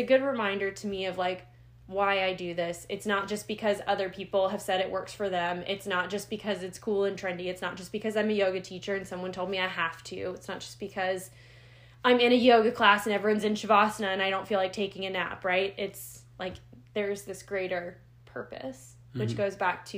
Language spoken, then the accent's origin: English; United States; I'm an American